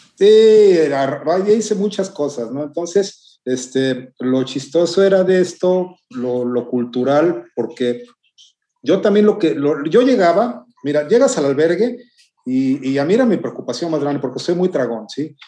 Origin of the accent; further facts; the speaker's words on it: Las Vigas de Ramírez, Veracruz, Mexico; now in Xalapa, Mexico; de acá de mi tierra que se llama Piedra Parada, en el municipio de Las Vigas, estado de Veracruz, México